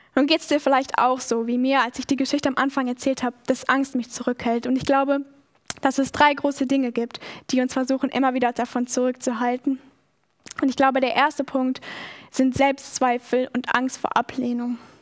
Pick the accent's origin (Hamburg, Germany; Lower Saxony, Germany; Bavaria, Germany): Lower Saxony, Germany; Schaumburg district; also born or lived in Australia; now in Stuttgart, Germany; Schaumburg ist ein sehr kleiner Landkreis, wo ich aufgewachsen bin